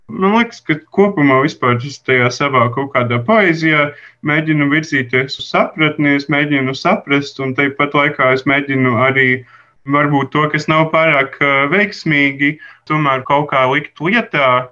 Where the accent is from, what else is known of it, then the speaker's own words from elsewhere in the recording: Madona, Madona Municipality, Latvia; moved away; also born or lived in Riga; es esmu no Lazdonas pagasta, drusku ārpus Madonas